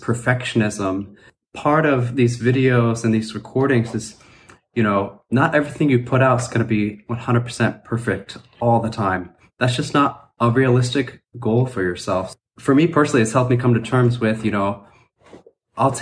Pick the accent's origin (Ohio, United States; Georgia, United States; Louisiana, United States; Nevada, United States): Ohio, United States; growing up in the Midwest, Ohio